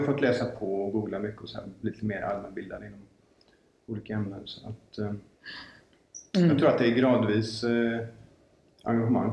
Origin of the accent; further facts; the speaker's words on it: Gothenburg, Västra Götaland, Sweden; jag är född i Göteborg, jag har bott här större delen av mitt liv